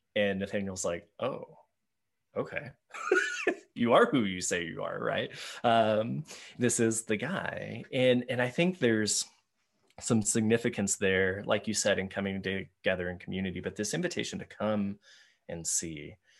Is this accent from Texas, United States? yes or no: yes; Texas Panhandle, United States; I, was growing up in the Panhandle of Texas, we had uh, a little town called Nazareth, not far from us